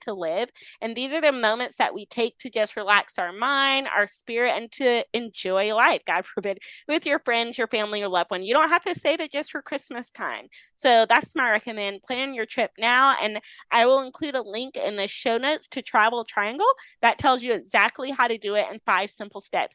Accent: Rocky Mount, North Carolina, United States; moved away; my hometown of Rocky Mount, North Carolina, a small, nowhere, nothing town

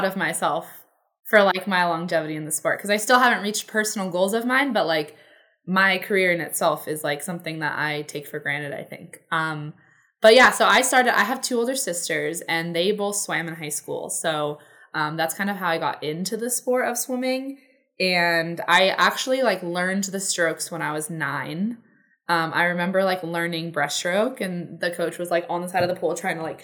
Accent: Southern California, United States; I was born in Southern California. This was all in Northern California. And then we moved back to Southern California

